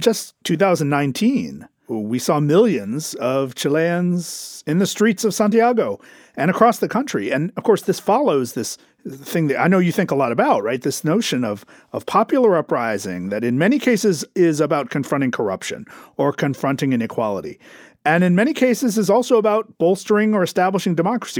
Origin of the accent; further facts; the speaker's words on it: United States; as an American